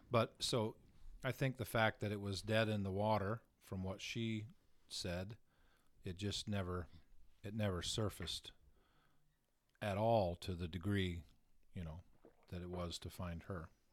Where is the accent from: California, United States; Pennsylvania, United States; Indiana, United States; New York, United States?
New York, United States; Southern Tier, Steuben County; the area that I grew up in was Southern Tier, uh, Steuben County